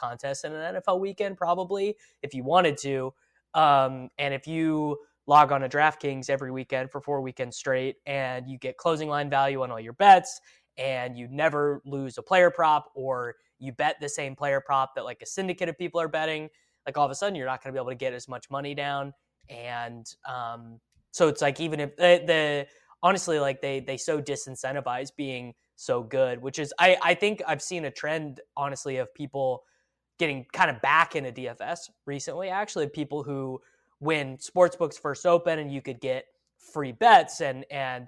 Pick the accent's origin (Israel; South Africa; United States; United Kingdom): United States; Midwest; I'm from the Midwest